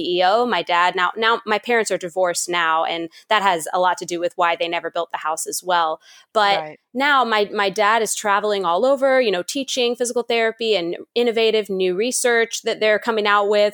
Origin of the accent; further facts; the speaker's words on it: Fort Valley, Georgia, United States; also born or lived in Warner Robins, Georgia; I grew up on about 675 acres in middle Georgia, in a town called Fort Valley.